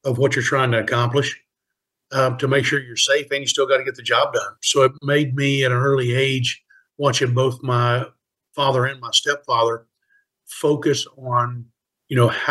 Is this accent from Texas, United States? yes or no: no; Tallahassee, Florida, United States; I was born in Tallahassee, Florida, home of the Seminoles